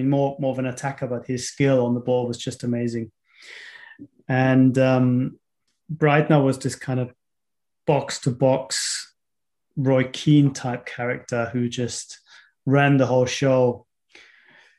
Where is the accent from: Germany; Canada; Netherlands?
Germany; Munich, Bavaria; I was born in Munich